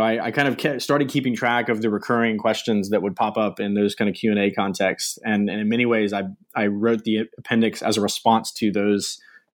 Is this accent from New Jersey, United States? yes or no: no; Virginia, United States; I grew up in Virginia, in the U.S., sort of coastal Virginia area, Chesapeake Bay, and stayed in Virginia for my undergraduate education